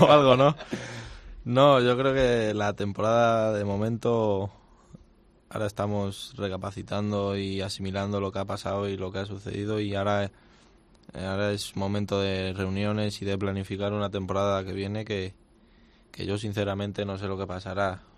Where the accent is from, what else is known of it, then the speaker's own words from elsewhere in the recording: Madrid, Community of Madrid, Spain; como madrileño y como como torero madrileño